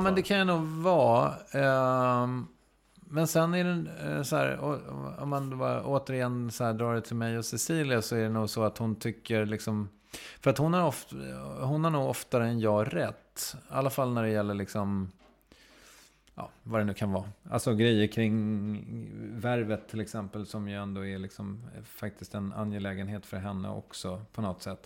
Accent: Strängnäs, Södermanland, Sweden; det diskuterades saker vid matbordet hemma i Strängnäs

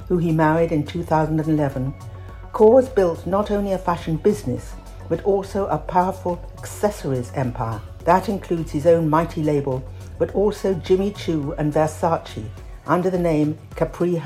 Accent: United Kingdom; Being British

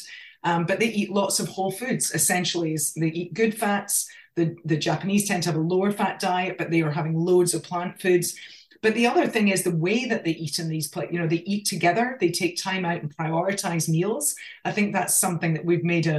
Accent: Scotland, United Kingdom; accent: Scottish; moved away as an adult; now in Australia; I grew up in Scotland, I mean, we lived in the country.

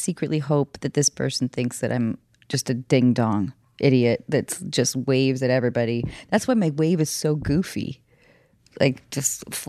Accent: north of Seattle, Washington, United States; moved away; I grew up in Seattle or north of Seattle, I should say. Seattle always sounds way too. Like hip for where I actually grew up.

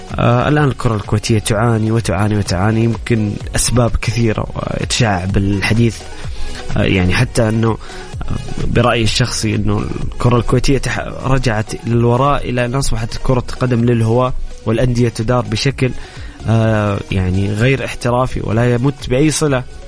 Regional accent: Saudi Arabia; لدينا كسعوديين

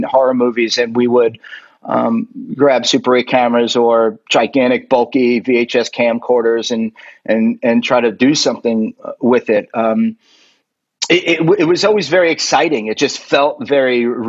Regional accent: Florida, United States; also born or lived in Queens, New York / Cork, Ireland (ancestry); I was born in Queens, New York, and was in the school system there just for a little bit. I moved down to Florida when I was 5 years old

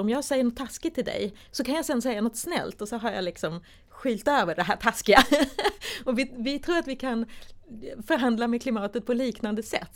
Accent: Sweden; som vi svenskar

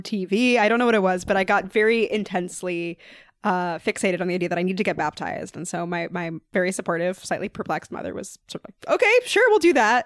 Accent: New York City, New York, United States; I mostly grew up here in New York City

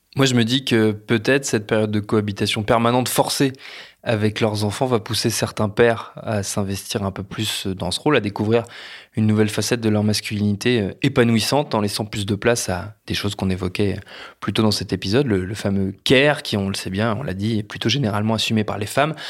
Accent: France; chez nous en France

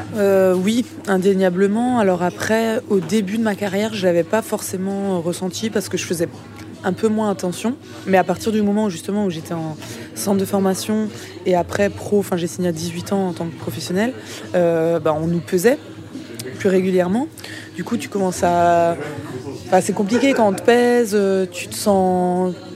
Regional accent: Mulhouse, Grand Est, France; now in Brest, France; Je suis née à Mulhouse

